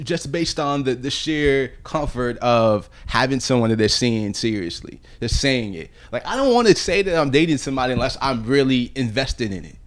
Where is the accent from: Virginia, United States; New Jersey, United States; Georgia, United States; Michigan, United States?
Virginia, United States; Virginia Beach; years of growing up in Virginia, and, like, my whole entire childhood